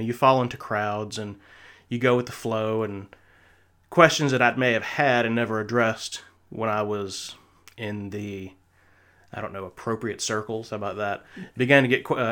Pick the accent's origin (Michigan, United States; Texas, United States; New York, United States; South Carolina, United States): South Carolina, United States; I was raised in South Carolina, and in the South